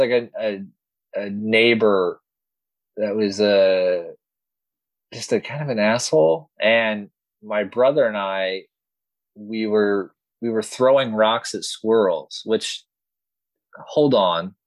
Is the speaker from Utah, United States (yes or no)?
no; Middleburg, Florida, United States; I grew up in Middleburg, Florida